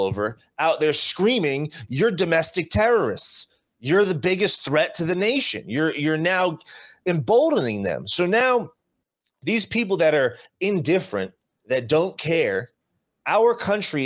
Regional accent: New Jersey, United States; born or raised there; now in Las Vegas, United States

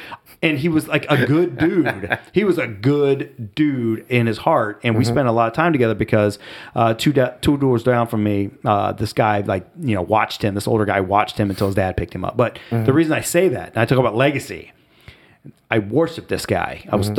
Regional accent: Ohio, United States; moved away as an adult; growing up in Southwest Ohio, moving to the D.C. metro area in 2000 with a four-year-old and a one-year-old

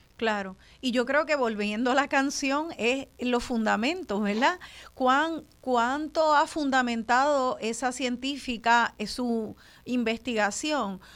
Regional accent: Puerto Rico; los puertorriqueños y puertorriqueñas

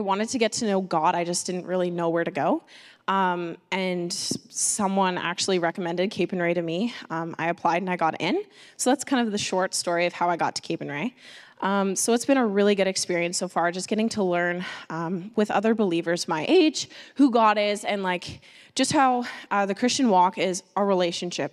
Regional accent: Listowel, Ontario, Canada; moved away as an adult; now in Vancouver Island, Canada; I'm from a little town uh, called Listowel in Ontario

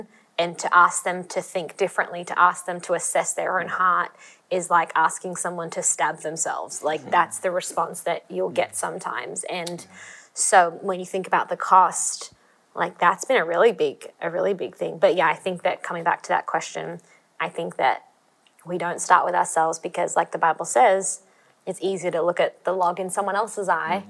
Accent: Australia; This is the reason I'm Australian.

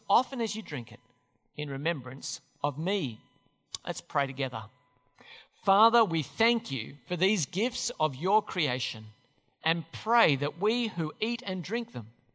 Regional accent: Australia; Australian Christians

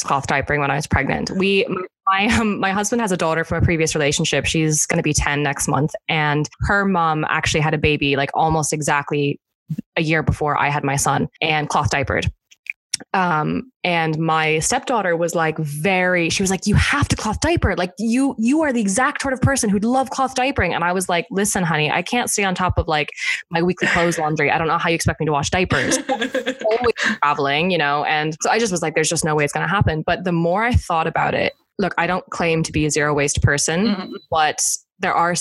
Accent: United States; moved away as an adult; also born or lived in London, United Kingdom / Ireland; now in Michigan, United States; I'm American

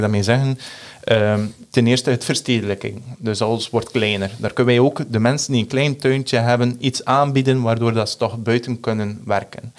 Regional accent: Belgium

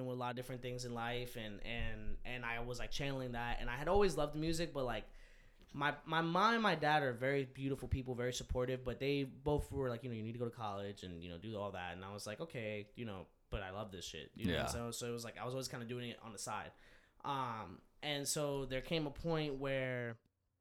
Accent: New York, United States; I was born in New York

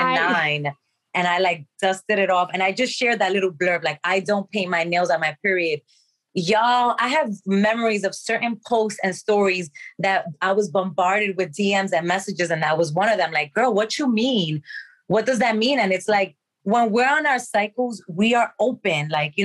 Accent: Dominican Republic; So we grew up in the Dominican Republic with a village of old folks that lived in the campo.

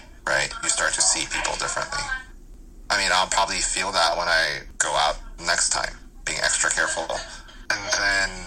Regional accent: Atlanta, Georgia, United States; English is a second language; also born or lived in South Korea; I grew up in Atlanta

